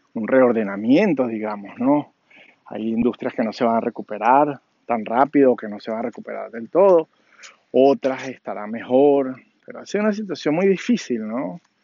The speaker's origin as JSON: {"language": "Spanish", "town": "Caracas", "region": "Capital District", "country": "Venezuela", "tie": "born or raised there", "moved": "as an adult", "lives_now": "Washington, D.C., United States", "said": "nací en Caracas, Venezuela, vivo en las afueras de de Washington, D.C., en Estados Unidos, de hace 15 años"}